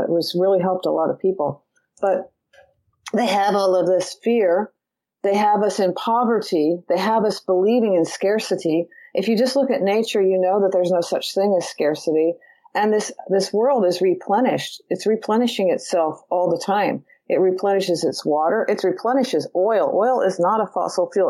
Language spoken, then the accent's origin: English; California, United States; I'm from California.